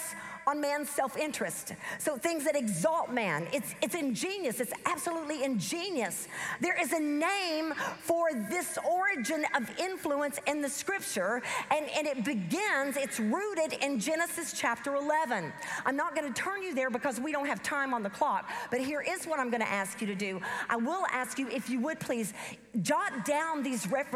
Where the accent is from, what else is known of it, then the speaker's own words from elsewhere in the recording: the South, United States; accent: southern; my southern accent